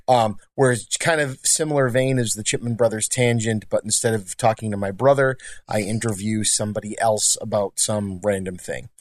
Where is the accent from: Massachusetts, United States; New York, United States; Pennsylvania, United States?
Massachusetts, United States; Lynn; we happen to be from Lynn, Massachusetts